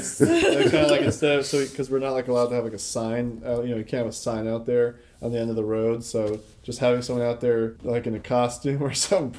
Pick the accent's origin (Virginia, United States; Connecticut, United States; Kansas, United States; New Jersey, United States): Connecticut, United States; Old Saybrook; I grew up in Saybrook